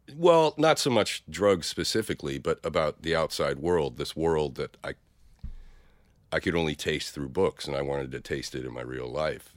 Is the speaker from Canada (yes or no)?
no; Stockton, California, United States; born or raised there; now in San Francisco, United States